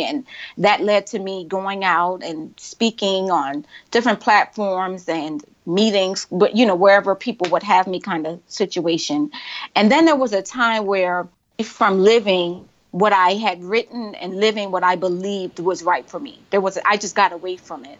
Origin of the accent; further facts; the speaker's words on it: Charleston, South Carolina, United States; moved away; I was born and raised in Charleston. I went to uh, public schools in Charleston